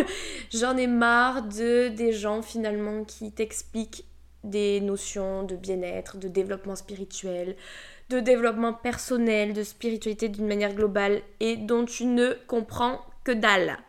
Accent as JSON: {"language": "French", "town": "Toulouse", "region": "Occitania", "country": "France", "accent": "Toulouse", "said": "je viens de la région toulousaine, mais ça je pense que tu vas vite t'en rendre compte à mon accent"}